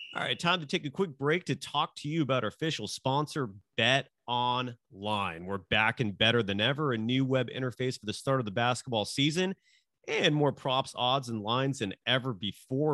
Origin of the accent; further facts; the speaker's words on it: Bay Area, California, United States; growing up in the Bay Area